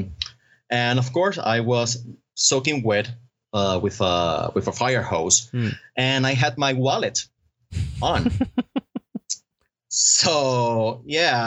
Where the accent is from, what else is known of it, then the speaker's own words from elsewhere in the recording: Puerto Rico; I was born on the island and have stayed here for the time being